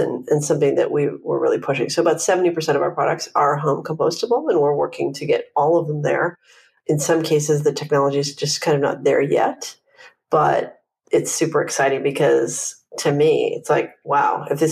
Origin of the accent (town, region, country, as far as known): Vancouver, British Columbia, Canada; now in Los Angeles, United States